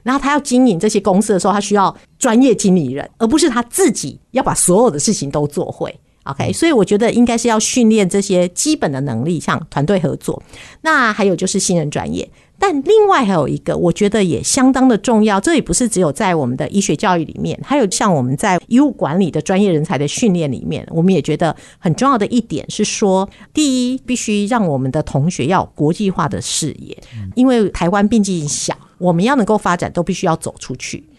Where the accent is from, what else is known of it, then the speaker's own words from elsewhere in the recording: Vancouver, British Columbia, Canada; 我是从国三的时候啊，家里就移民到加拿大温哥华，所以我是在加拿大长大哈。